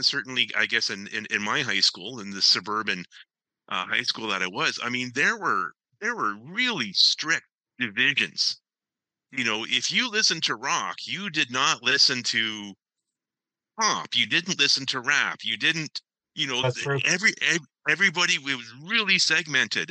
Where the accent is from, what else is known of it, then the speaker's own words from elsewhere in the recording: Ancaster, Ontario, Canada; I grew up in Ancaster.